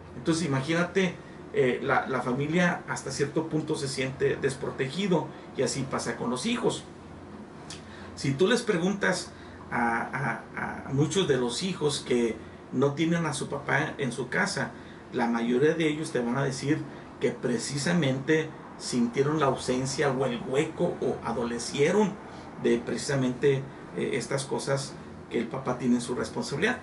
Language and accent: Spanish; Nueva Rosita, Coahuila, Mexico; now in Piedras Negras, Mexico; soy originario de Nueva Rosita, Coahuila, pero pues adoptado aquí en piedra Negras, Coahuila